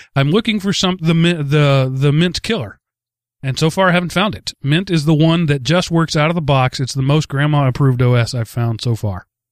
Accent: Texas, United States; growing up in Texas

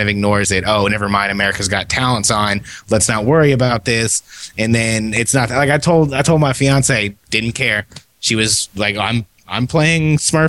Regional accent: California, United States; I'm from California.

